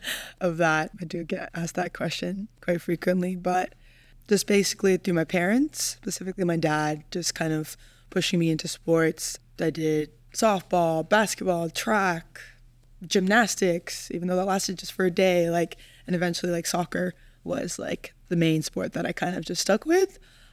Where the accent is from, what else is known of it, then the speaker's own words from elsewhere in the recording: Philippines; there were just as many Filipino supporters as there were Kiwis. Like, the Kiwis outnumbered us